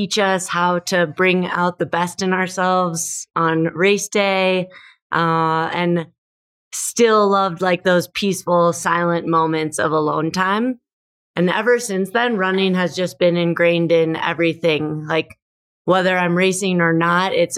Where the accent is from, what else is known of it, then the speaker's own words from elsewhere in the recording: Minnesota, United States; moved away as an adult; also born or lived in Denver, Colorado; I grew up in Minnesota. I have two brothers and our family was just really active.